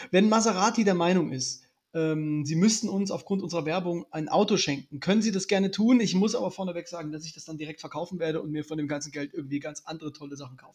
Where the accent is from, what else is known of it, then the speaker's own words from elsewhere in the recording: Lippstadt, North Rhine-Westphalia, Germany; also born or lived in Dresden; bin ja gebürtiger Dresdner, bin {S1} dann also, aber noch. Also vor, vorgestern, {S0} ja? Genau, bin aber noch in, in Lippstadt, äh, Nordr in Nordrhein-Westfalen, Ostwestfalen, Lippstadt aufgewachsen.